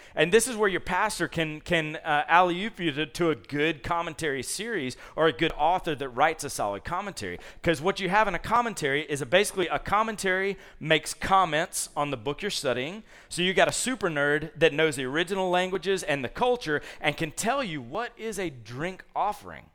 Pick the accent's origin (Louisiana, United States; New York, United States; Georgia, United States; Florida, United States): Georgia, United States; Columbus; moved away; I grew up in Columbus, Georgia, so there were no leaves to rake up.